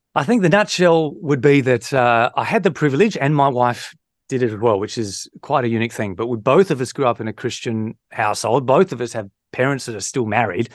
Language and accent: English; Victor Harbor, South Australia, Australia; moved away; from Victor Harbour, where I'm from, in South Australia